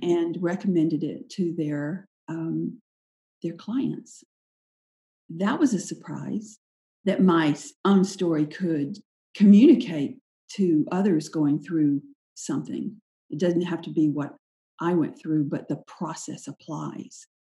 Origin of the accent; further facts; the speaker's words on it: Sylvester, Georgia, United States; also born or lived in Anderson, South Carolina / Charleston, South Carolina / Marco Island, Florida; now in Chapel Hill, United States; I grew up in the little town of Sylvester